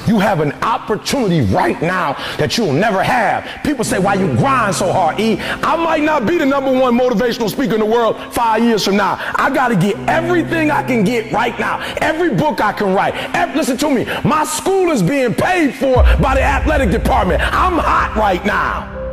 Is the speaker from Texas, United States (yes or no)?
no; Detroit, Michigan, United States; I'm from Detroit, homeless.